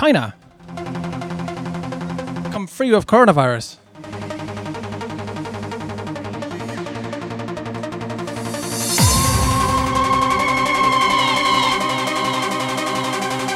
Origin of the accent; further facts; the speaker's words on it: Sutton, London, United Kingdom; also born or lived in Croydon; I'm not from Epsom. I'm Sutton, innit? Officially Sutton, by about, I don't know, 400 yards